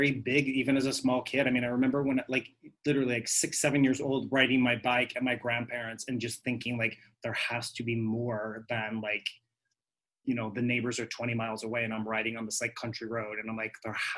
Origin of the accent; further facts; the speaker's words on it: Kansas, United States; moved away as an adult; also born or lived in Wichita, Kansas / New York; now in Puerto Rico; So I'm born and raised in Kansas